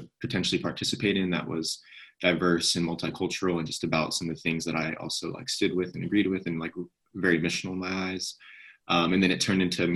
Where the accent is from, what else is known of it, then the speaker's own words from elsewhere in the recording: Southern California, United States; moved away as an adult; now in Princeton, United States; I'm from Southern California, born and raised. I've never lived anywhere else